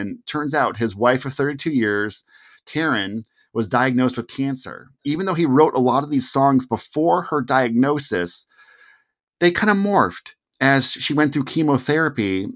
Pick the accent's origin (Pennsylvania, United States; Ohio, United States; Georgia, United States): Ohio, United States; Cleveland; I'm from Cleveland